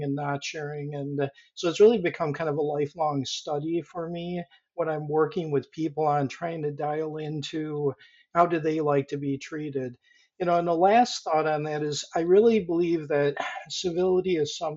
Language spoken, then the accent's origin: English; Rochester, New York, United States; moved away as an adult; also born or lived in Boulder, Colorado / Japan / Tokyo / Guangzhou, China; I actually grew up in Rochester, New York.